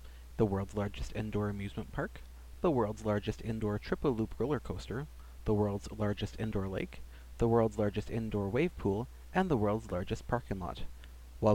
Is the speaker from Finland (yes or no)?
no; Edmonton, Alberta, Canada; Edmonton, Alberta, my hometown, is home to a number of interesting features.